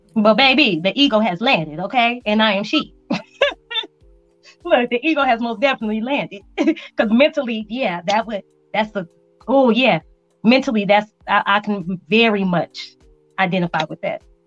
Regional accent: Las Vegas, Nevada, United States; moved away as an adult; also born or lived in Spain; now in El Paso, United States; I grew up in Vegas, so that was home to me

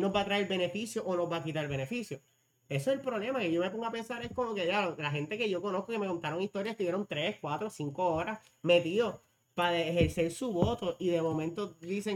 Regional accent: Puerto Rico; nosotros como boricuas

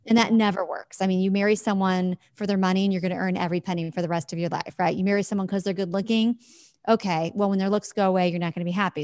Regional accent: Midwest, United States; I live in the Midwest in the U S, and I have my whole life.

